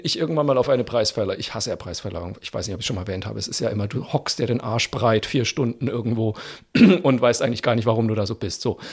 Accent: Germany; da waren wir Deutschen

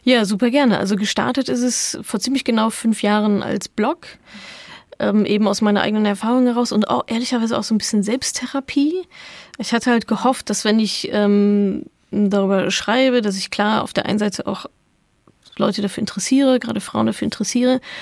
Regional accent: Dortmund, North Rhine-Westphalia, Germany; Ich komme aus Dortmund, also großer BVB-Fan natürlich

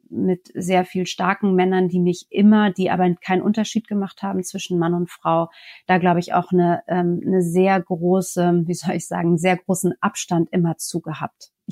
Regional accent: France; er erwartet dann schon von mir als Franzose, vielleicht muss ich das noch dazu sagen. Das heißt, in Frankreich sind wir ja auch ähm, mit der Parität

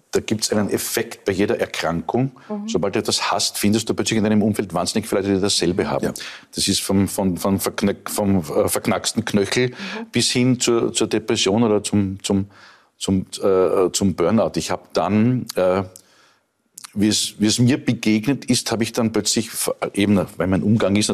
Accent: Lower Austria, Austria; wenn du, wenn ich als Niederösterreicher in die Steiermark

